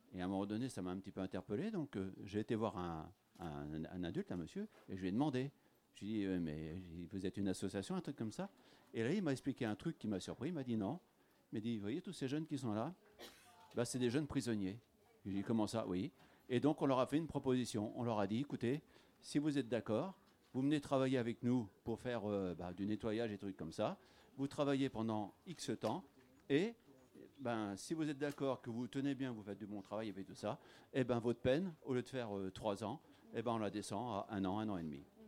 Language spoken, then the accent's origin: French; Normandy, France; moved away; also born or lived in Lorraine / Kédange-sur-Canner; à la base, je suis normand. Je suis arrivé en 80 dans les années, euh, dans les années 80, je suis arrivé en Lorraine